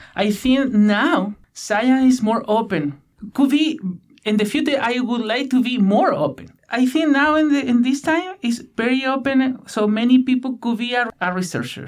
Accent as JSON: {"language": "English", "region": "Chilean Patagonia", "country": "Chile", "tie": "born or raised there", "second_language": "English", "moved": "as an adult", "lives_now": "Victoria, Canada", "said": "Patagonia, I am from Chile, from the west side of Patagonia, where there are a lot of channels and rainforests"}